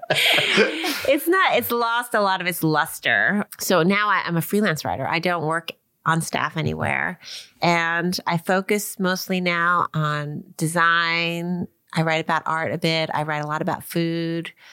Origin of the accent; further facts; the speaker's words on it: Long Island, New York, United States; I grew up in Long Island